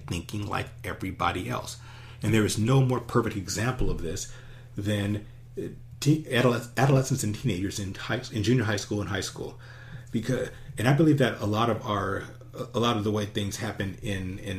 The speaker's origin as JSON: {"language": "English", "town": "Los Angeles", "region": "California", "country": "United States", "tie": "born or raised there", "said": "I grew up in Los Angeles"}